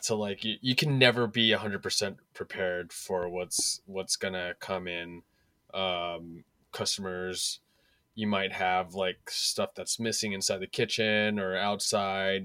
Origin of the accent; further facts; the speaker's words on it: San Francisco, California, United States; I was born and raised in San Francisco.